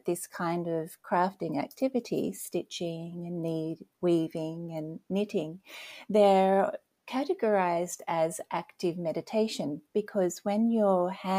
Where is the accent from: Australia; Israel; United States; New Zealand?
Australia; moved away as an adult; now in Nova Scotia, Canada; You may have heard that I have an accent. So originally I'm from Australia and I'm living now in Nova Scotia, Canada